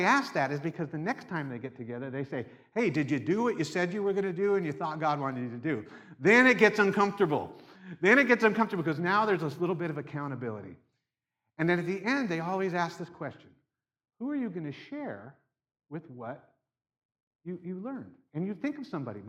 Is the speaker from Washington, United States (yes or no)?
yes; Seattle, Washington, United States; I'm from Seattle